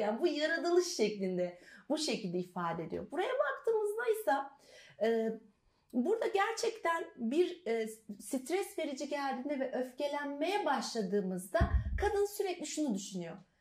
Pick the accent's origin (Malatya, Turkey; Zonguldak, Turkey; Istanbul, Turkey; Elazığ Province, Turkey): Elazığ Province, Turkey; Elazığ; moved away; also born or lived in Trabzon; ben aslında Elazığlıyım.